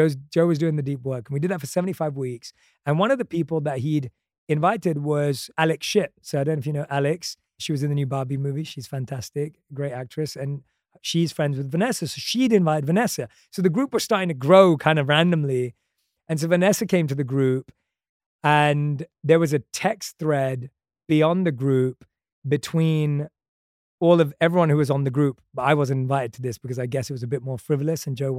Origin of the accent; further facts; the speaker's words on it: London, United Kingdom; come on, I grew up in London. Like, I loved movies growing up.